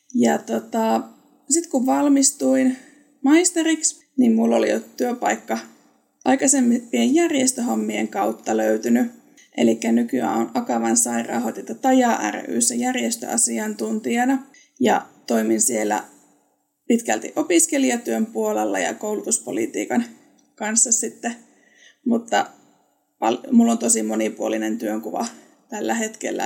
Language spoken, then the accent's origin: Finnish; Eastern Finland, North Karelia, Finland; now in Southern Finland, Finland; Olen alun perin Itä-Suomesta, Pohjois-Karjalasta